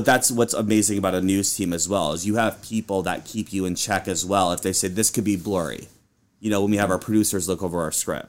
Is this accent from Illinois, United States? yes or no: yes; Peoria, Illinois, United States; I am from Peoria, Illinois, originally. Moved out to Nebraska for my first job in news, where I worked as a reporter.